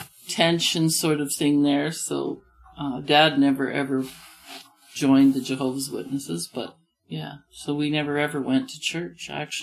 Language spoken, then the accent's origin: English; Russell, Manitoba, Canada; I was born in Russell, and I never moved until we got married. Like, I was on the farm where I'd grown up until we got married